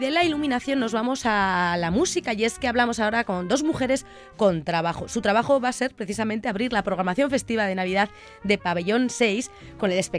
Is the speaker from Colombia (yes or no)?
no; Argentina; moved away; Yo vengo de la Argentina.